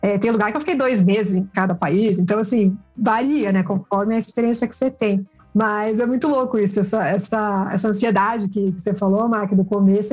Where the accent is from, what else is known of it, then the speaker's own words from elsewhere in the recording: Curitiba, Paraná, Brazil; sou aqui de Curitiba